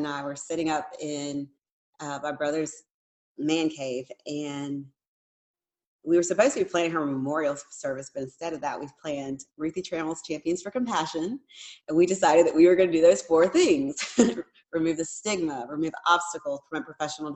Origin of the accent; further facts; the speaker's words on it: Wilmington, United States; moved away; I grew up in Wilmington and I moved all over the place and came right back